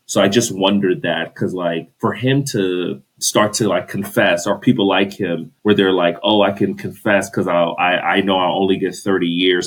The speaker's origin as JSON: {"language": "English", "town": "Los Angeles", "region": "California", "country": "United States", "tie": "born or raised there", "said": "I'm from"}